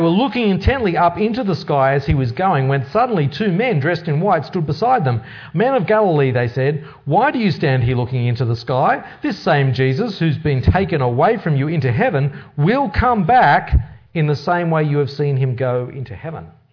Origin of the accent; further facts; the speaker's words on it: Australia; growing up in Australia means that I've largely been influenced from, from birth